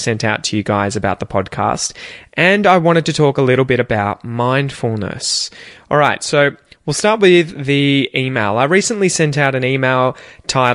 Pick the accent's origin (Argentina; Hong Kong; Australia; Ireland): Australia; accent: Aussie; my accent